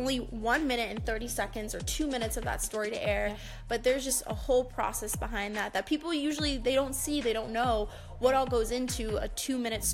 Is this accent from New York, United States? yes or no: no; Allentown, Pennsylvania, United States; moved away as an adult; also born or lived in Philadelphia, Pennsylvania; now in South Dakota, United States; So I am from Pennsylvania. I'm from Allentown, Pennsylvania, and I went to school in Philadelphia